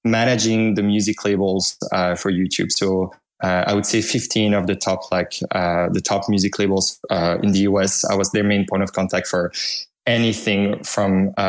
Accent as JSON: {"language": "English", "country": "Belgium", "accent": "French", "second_language": "English", "moved": "as an adult", "lives_now": "United States", "said": "I'm from Belgium, if you can hear some hint of a French accent in there"}